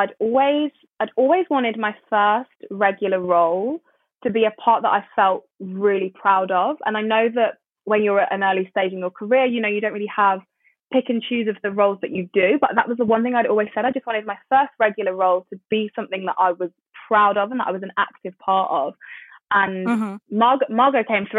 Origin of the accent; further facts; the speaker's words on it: United Kingdom; I'm British